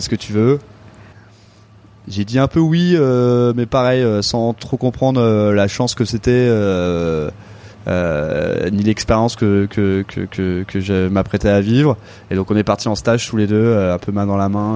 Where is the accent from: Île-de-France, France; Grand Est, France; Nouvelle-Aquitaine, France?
Île-de-France, France; Avon; also born or lived in Paris; J'ai grandi en Seine-et-Marne, à Avon, donc dans le sud de la, dans le sud de la Seine-et-Marne